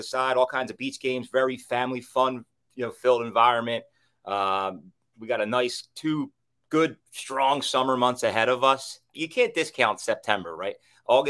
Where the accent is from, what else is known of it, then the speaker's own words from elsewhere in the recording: Bucks County, Pennsylvania, United States; I'm from Bucks County.